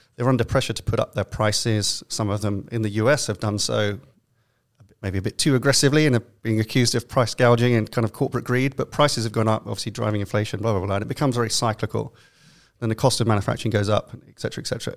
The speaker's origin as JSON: {"language": "English", "region": "London", "country": "United Kingdom", "accent": "London", "moved": "yes", "lives_now": "New York, United States", "said": "my best London accent"}